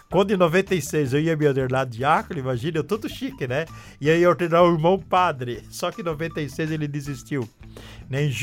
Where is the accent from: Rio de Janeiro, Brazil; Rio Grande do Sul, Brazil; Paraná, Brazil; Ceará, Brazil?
Paraná, Brazil; also born or lived in São Paulo / Santa Catarina; sou filho de nordestino, com muita honra e sou paulista, nasci presidente do estado de São Paulo, mas me criei no Paraná e Santa Catarina